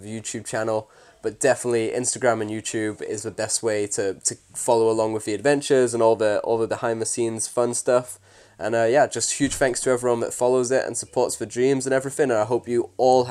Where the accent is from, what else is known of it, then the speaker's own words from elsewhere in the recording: Warrington, North West England, United Kingdom; I'm from Warrington